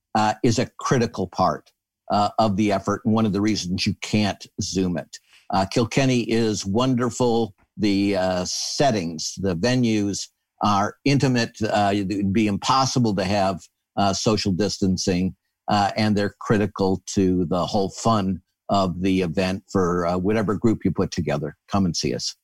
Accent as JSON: {"language": "English", "region": "Michigan", "country": "United States", "tie": "born or raised there", "said": "I grew up in Michigan"}